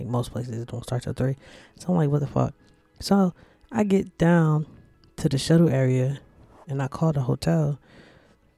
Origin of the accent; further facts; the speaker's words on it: New Jersey, United States; I'm from New Jersey